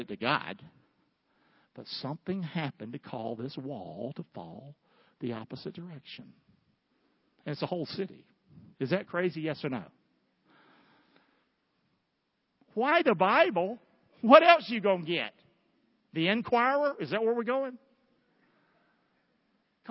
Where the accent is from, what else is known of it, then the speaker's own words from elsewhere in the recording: Rockingham, North Carolina, United States; a hellhole home that I grew up in Rockingham, North Carolina